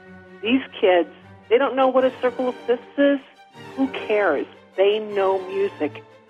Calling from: Chicago, Illinois, United States; I'm from Chicago.

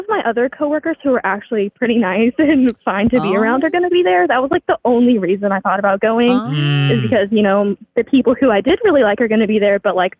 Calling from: Southern Indiana, United States; I'm calling from Southern Indiana.

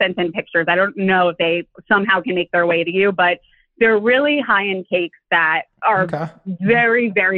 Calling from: New York, United States; I am calling from New York, the Upper West Side.

